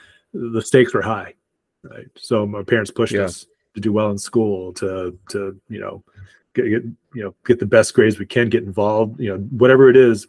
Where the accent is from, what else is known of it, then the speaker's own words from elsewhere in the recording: Arkansas, United States; born there; And then I was born in Arkansas.